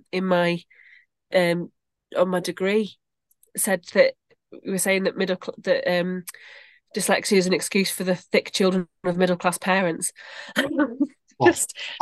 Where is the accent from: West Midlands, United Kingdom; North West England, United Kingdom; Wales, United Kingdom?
North West England, United Kingdom; Bury; now in Stretford, United Kingdom; I'm originally from Bury, so I'm not far from Stretford